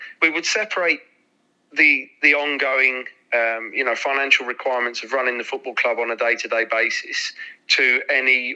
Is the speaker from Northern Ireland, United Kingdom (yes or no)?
no; London, United Kingdom; we're all from East London